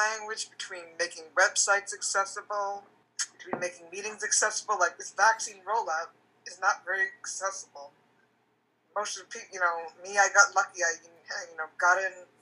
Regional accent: Vermont, United States; moved away as an adult; now in Silver Spring, United States; I'm originally from Vermont. I moved to the D.C. region August 2016.

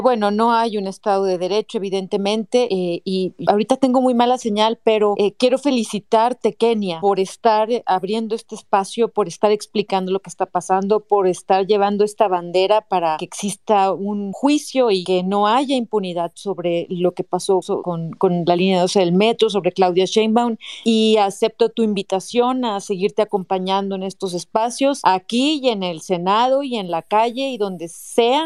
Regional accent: Mexico; como mexicanos

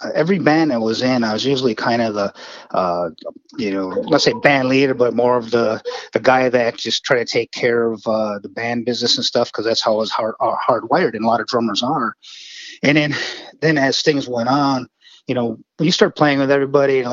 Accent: Wakefield, Michigan, United States; accent: Northern Michigan; moved away as an adult; now in Memphis, United States; my hometown of Wakefield, Michigan

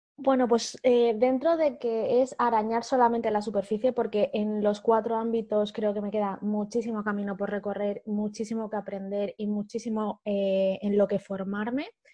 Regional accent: Humanes de Madrid, Community of Madrid, Spain; soy de Madrid eh, he vivido toda la vida en un pueblo muy chiquitito del sur de Madrid que se llama Humanes

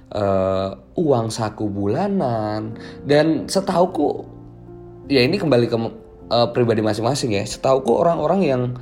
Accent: Magelang, Central Java, Indonesia; Jogja atau di daerahku aja deh, Jawa Tengah, Magelang gitu.

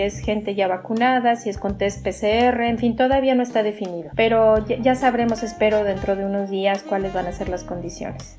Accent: Mexico; now in France; nuestras mujeres mexicanas

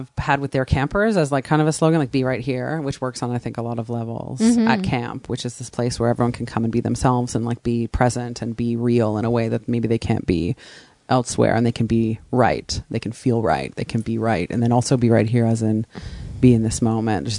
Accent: Montreal, Quebec, Canada; moved away as an adult; also born or lived in New York; now in Berkeley, United States; I'm from Montreal

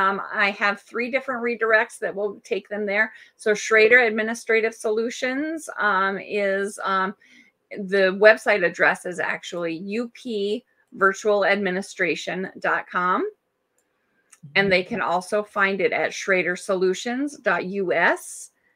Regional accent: Germany; born there; And so when I was born in Germany, my dad wanted to name me Berlin.

